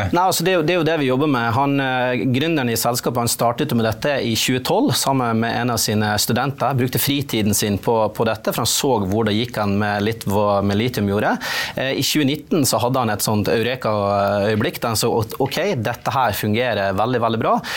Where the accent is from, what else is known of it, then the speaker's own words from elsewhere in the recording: Nordland, Norway; der jeg kommer fra, i Øyfjellet, der har du en svær vindpark